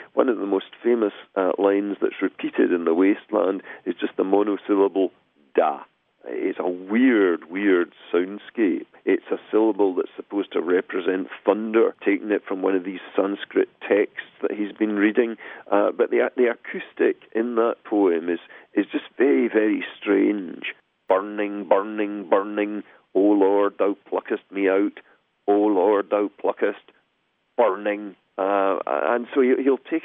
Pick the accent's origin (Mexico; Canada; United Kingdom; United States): United Kingdom; Glasgow, Scotland; moved away; I come from Glasgow originally in the west of Scotland